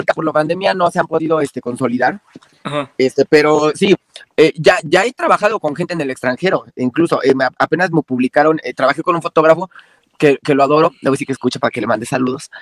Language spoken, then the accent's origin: Spanish; Mexico; aquí en mi país